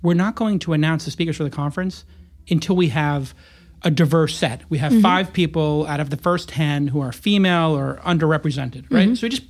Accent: New York, United States; also born or lived in Los Angeles, United States; coming from a place like LA and then growing up in New York, is insane to witness.

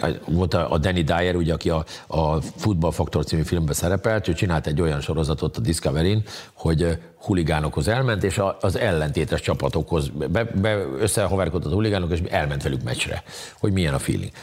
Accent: Hungary; mondom, hogy Magyarországon

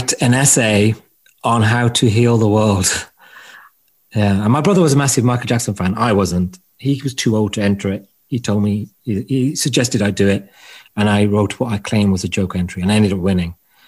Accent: Wolverhampton, West Midlands, United Kingdom; now in London, United Kingdom

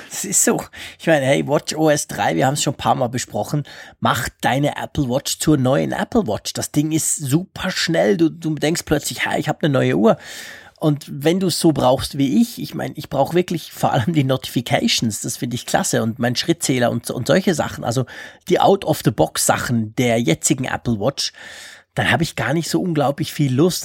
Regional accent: Switzerland; als Schweizer, weil wir Schweizer

